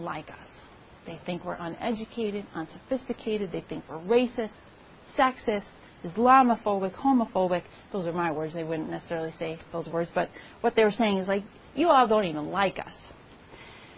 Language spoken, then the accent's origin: English; Grafton, Wisconsin, United States; also born or lived in Madison, Wisconsin; I grew up in Grafton, Wisconsin, which is technically 21 miles north of Milwaukee.